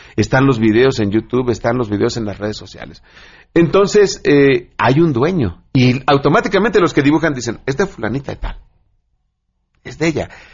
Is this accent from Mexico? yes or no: yes; Mexico; nuestro país